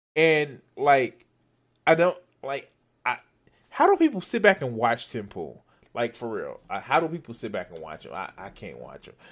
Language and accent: English; United States; I'm, I'm American